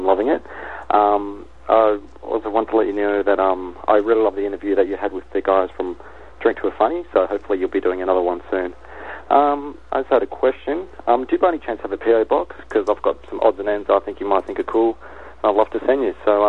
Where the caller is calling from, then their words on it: Sydney, New South Wales, Australia; I'm calling from Sydney, Australia.